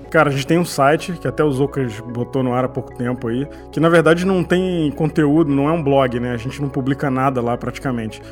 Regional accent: Petrópolis, Rio de Janeiro, Brazil; Porque eu morava perto do Rio, eu sou de Petrópolis

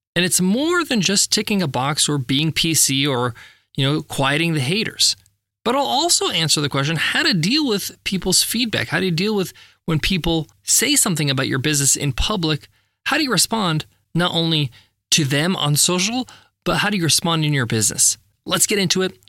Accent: Long Island, New York, United States; Where I grew up in Long Island, New York

